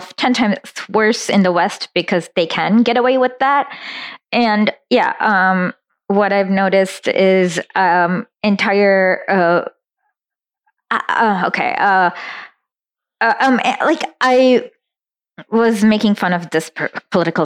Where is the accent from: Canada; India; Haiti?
India; moved away; I'm originally from India